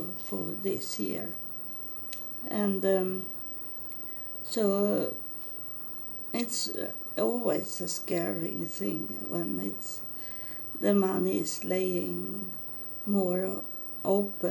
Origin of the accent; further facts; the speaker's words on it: Sweden; English is a second language; I'm coming from Sweden